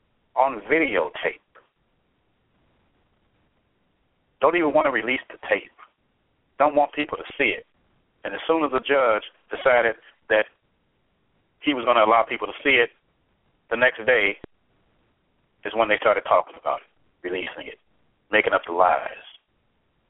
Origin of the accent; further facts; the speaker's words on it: Chicago, Illinois, United States; Chicago, my hometown. I love my hometown